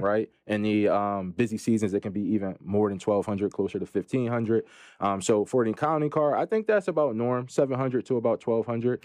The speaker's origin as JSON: {"language": "English", "town": "Philadelphia", "region": "Pennsylvania", "country": "United States", "said": "I'm from Philadelphia, P A, Philly in the building"}